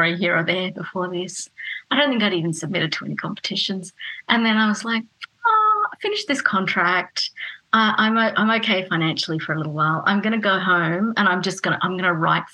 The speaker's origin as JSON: {"language": "English", "region": "North Queensland", "country": "Australia", "tie": "born or raised there", "also_born_or_lived": "Fiji / Los Angeles, United States / Louisville, Kentucky, United States / Richmond, Virginia, United States", "moved": "yes", "lives_now": "Melbourne, Australia", "said": "I grew up in North Queensland."}